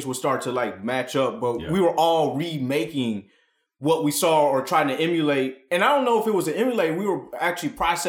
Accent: Ann Arbor, Michigan, United States; we were growing up in Ann Arbor, Michigan, which is like a college town, which is like right outside of like the gravitational pull of Detroit.

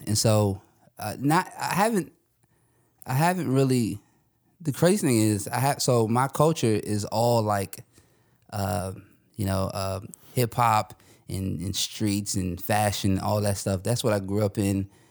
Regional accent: Northern Virginia, United States; also born or lived in Louisiana; I'm from the Northern Virginia area.

